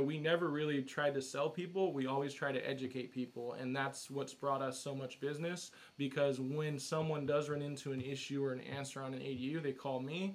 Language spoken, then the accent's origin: English; Huntington Beach, California, United States; I grew up in Huntington Beach, so from Orange County